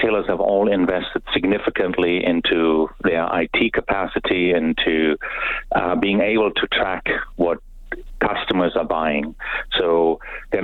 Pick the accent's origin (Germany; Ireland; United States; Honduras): Germany; now in Canada; I'm from Germany